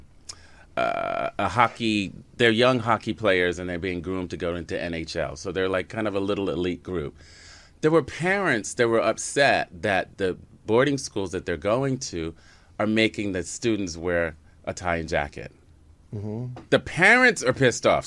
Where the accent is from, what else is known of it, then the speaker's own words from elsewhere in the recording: Westchester, New York, United States; I grew up in Westchester